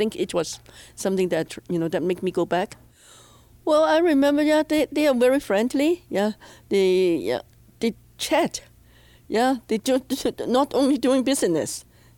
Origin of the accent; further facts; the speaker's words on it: Hong Kong; now in Edmonton, Canada; I came to Edmonton from Hong Kong in 1977, actually.